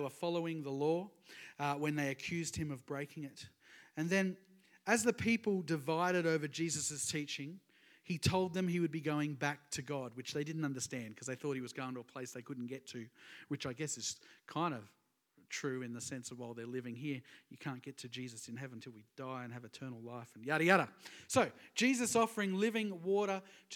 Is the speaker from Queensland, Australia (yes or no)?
yes; Sunshine Coast, Queensland, Australia; I'm from the Sunshine Coast, so it's all that kind of area.